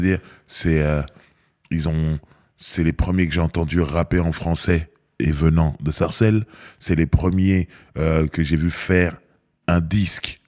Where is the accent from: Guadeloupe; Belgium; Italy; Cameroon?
Cameroon; now in France; je suis Camerounais